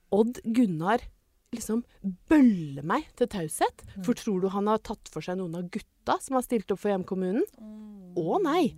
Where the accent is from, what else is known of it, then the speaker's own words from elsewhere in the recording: Ringsaker, Innlandet, Norway; hjemstedet mitt? Mm. Kanskje å være født og oppvokst